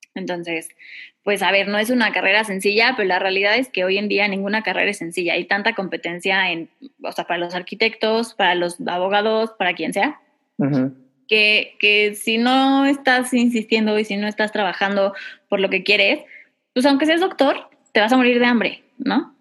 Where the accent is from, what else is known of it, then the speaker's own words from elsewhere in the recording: Mexico; yo soy cantautora mexicana